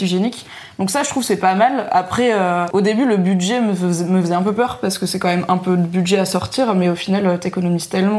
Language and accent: French; Valence, Auvergne-Rhône-Alpes, France; J'étais obligée d'aller au Carrefour en, bas de chez moi à Valence dans la Drôme